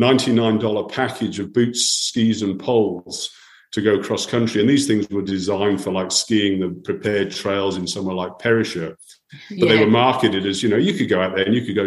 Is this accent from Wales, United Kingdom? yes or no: yes; Wales, United Kingdom; moved away as an adult; now in Australia; I'm a Welshman by background